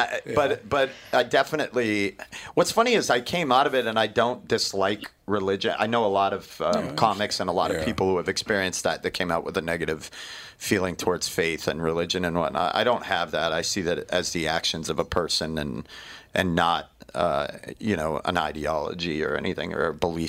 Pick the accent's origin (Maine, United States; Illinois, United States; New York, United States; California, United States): Maine, United States; I grew up in Maine, which is super hyper masculine.